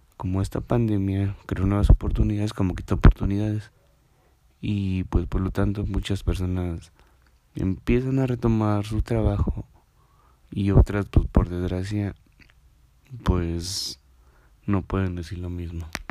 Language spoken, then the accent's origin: Spanish; Mexico; somos nosotros los mexicanos